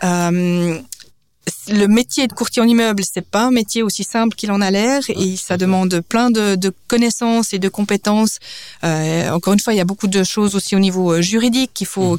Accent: Biel/Bienne, Bern, Switzerland; moved away; also born or lived in New York / Lausanne / Geneva; j'ai grandi à Bienne, je suis d'origine suisse et danoise

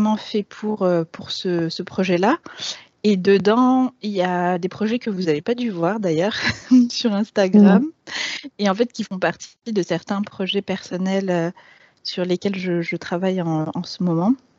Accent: Grenoble, Auvergne-Rhône-Alpes, France; moved away as an adult; Je, suis née et j'ai grandi à Grenoble. J'y ai passé les 20 premières années de ma vie

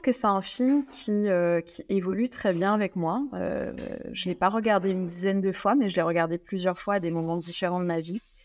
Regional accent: Guadeloupe; moved away as an adult; also born or lived in France; quand j'ai dû quitter la Guadeloupe, mon île natale, pour aller faire mes études en France

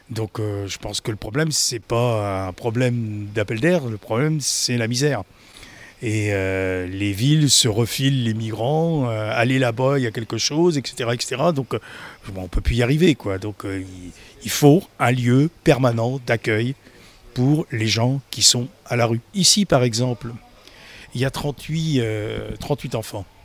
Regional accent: Somalia; now in France; De Somalie.

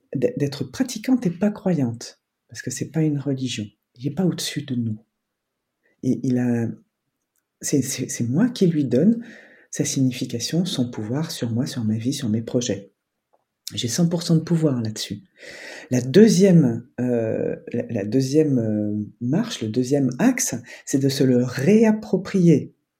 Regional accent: France; je suis né en France

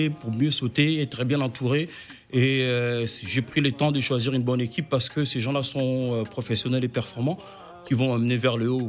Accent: France; grandi ici en France, euh, et puis euh, j'ai fait un peu de hip-hop. Et en même temps, on n'oublie pas nos origines, nos origines.

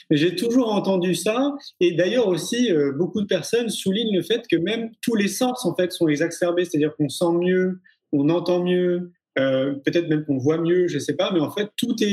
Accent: Paris, Île-de-France, France; moi, je suis parisien d'origine. Pour ceux qui ne le savent pas, à l'époque, sur Paris, euh, euh, la vie est un peu plus dynamique.

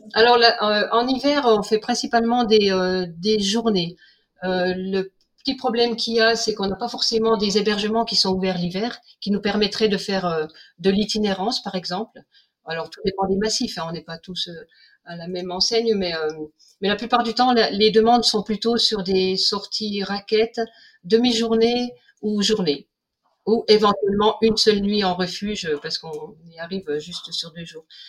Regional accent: Vosges, Grand Est, France; moved away as an adult; also born or lived in Chamonix; now in Sallanches, France; je suis originaire originaire des Vosges et on est arrivé sur Chamonix avec mon mari

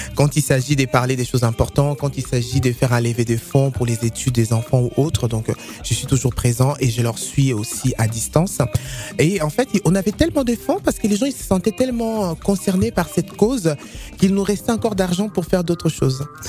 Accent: not far from Paris, Centre-Val de Loire, France; Je viens dans le 28, pas très loin de, Paris.

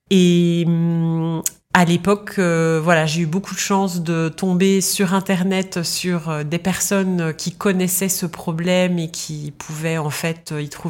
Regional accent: Belgium; moved away as an adult; now in London, United Kingdom; moi j'ai grandi en Belgique jusqu'à 25 ans. Et à 25 ans, euh, je quitte la Belgique pour aller vivre dans un autre pays.

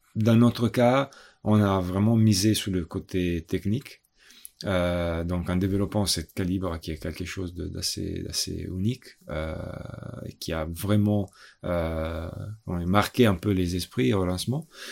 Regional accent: Italy; moved away; also born or lived in Milan; je suis italien

